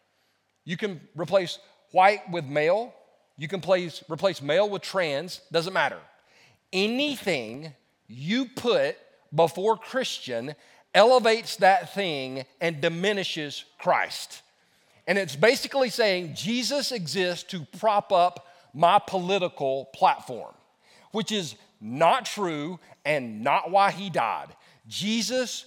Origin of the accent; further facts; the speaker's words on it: South Carolina, United States; also born or lived in Los Angeles, California; I wasn't born in South Carolina. I was born in California. I was born in Los Angeles. And all my friends that were my neighbors that I played with were Hispanic. My mother said when we moved back to South Carolina, I was 4 years old